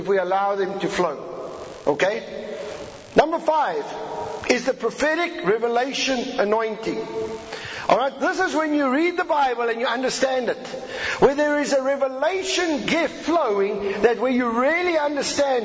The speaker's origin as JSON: {"language": "English", "country": "South Africa"}